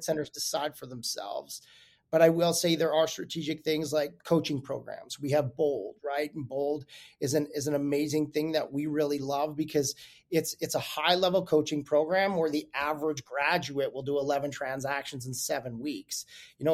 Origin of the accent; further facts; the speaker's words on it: Calgary, Alberta, Canada; I'm from Calgary, Alberta originally